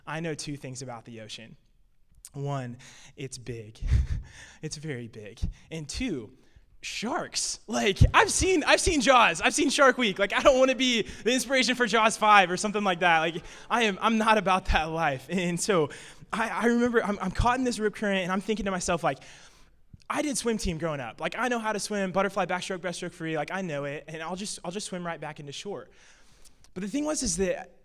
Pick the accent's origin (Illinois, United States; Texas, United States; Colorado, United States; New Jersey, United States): Illinois, United States; I'm from Illinois, and basically growing up in the Midwest, growing up in cornfields